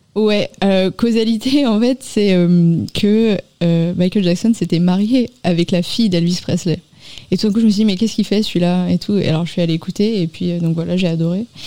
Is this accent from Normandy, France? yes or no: no; Paris, Île-de-France, France; now in Nanterre, France; J'ai grandi à Paris